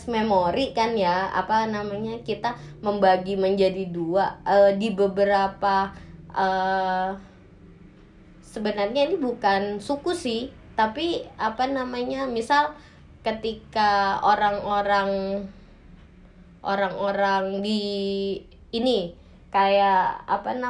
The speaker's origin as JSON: {"language": "Indonesian", "region": "Java", "country": "Indonesia", "said": "padahal saya orang Jawa"}